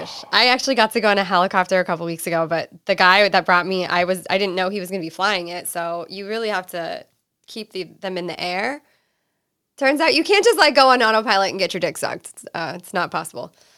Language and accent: English; East Coast, United States; moved away as an adult; now in California, United States; I'm originally from the East Coast. I moved to California when I was twenty